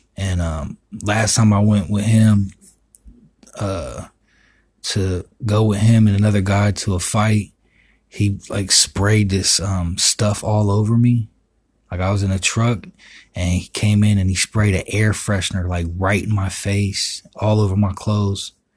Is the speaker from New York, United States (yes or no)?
no; Miami, Florida, United States; I'm from Miami